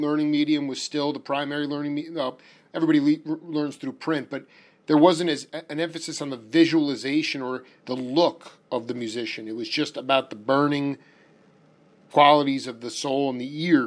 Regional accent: New York, United States; moved away as an adult; now in Tucson, United States; as a New Yorker

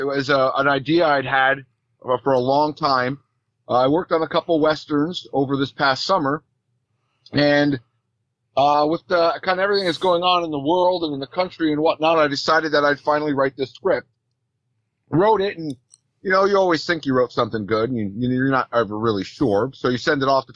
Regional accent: Northeast, United States; I'm from the Northeast

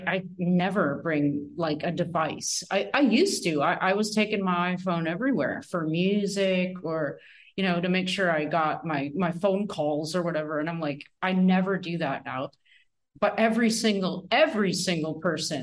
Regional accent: Northern Ontario, Canada; I was raised in Northern Ontario myself

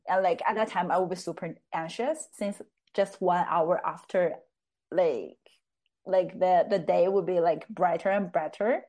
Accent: Chengde, Hebei, China; English is a second language; moved away as an adult; now in Oslo, Norway; my hometown is called Chengde.

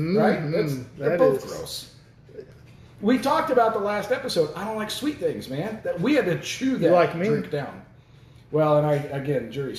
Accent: United States; accent: country accent; moved away; also born or lived in New York City

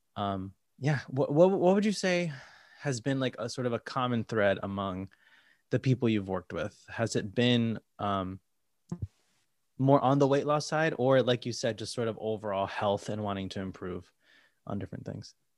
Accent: Connecticut, United States; moved away as an adult; now in New York, United States; I'm from Connecticut, you know, an hour and a half away from here, not too far

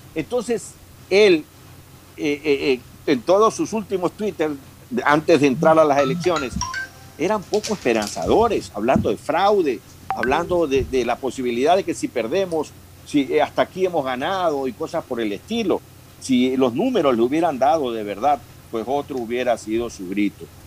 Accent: Ecuador; los grandes núcleos mestizos que somos los ecuatorianos, sobre todo los quiteños

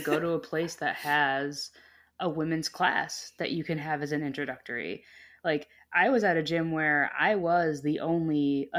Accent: Connecticut, United States; now in Florida, United States; I came down to Florida, where I now live. I was from Connecticut, and I met my now fiance and father of my daughter while training at a gym down here.

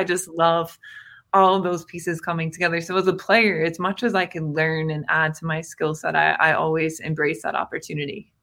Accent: Indiana, United States; growing up in Indiana

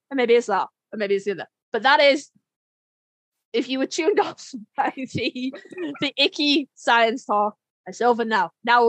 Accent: United Kingdom; I'm British

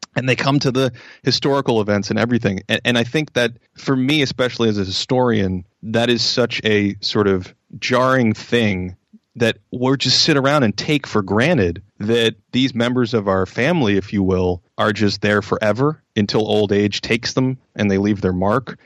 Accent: Boston, Massachusetts, United States; moved away as an adult; now in Los Angeles, United States; I grew up in Boston, which is a, just a crazed sports culture

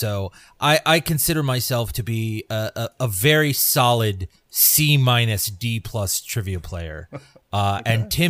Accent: Washington, District of Columbia, United States; I am from Washington, D.C. I am a native. I am born and raised here in Washington, and one of the few.

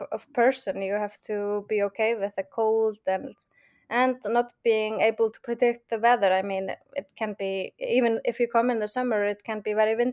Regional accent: Iceland; accent: Icelandic; English is a second language

